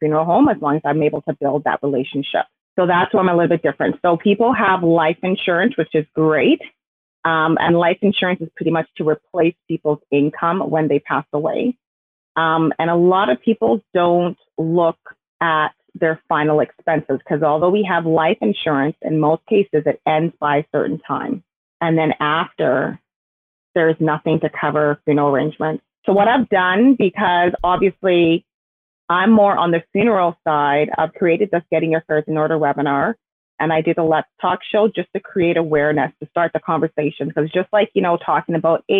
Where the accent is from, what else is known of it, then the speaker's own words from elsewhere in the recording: Calgary, Alberta, Canada; I was born here in Calgary